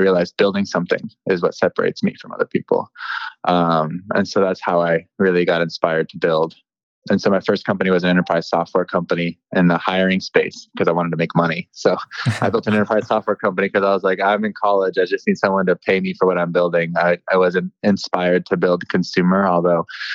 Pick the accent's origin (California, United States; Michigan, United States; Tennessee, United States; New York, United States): California, United States; San Francisco; born in San Francisco. I grew up in the Bay Area my whole life.